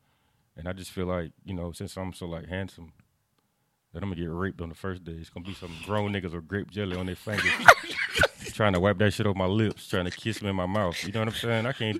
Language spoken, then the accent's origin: English; Jacksonville, Florida, United States; I grew up in Sherwood.